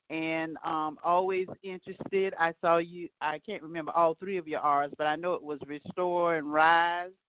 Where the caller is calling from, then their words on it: South Carolina, United States; I'm calling from South Carolina.